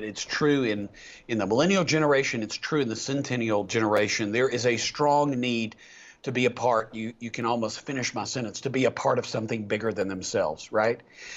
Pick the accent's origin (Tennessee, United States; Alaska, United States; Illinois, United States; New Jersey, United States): Tennessee, United States; East; I was a redneck from East Tennessee